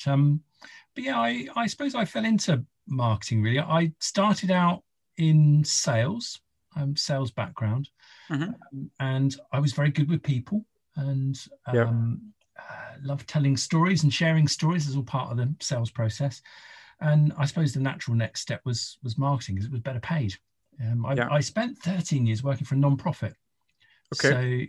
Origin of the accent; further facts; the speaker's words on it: Isle of Wight, South East England, United Kingdom; I'm from the Isle of Wight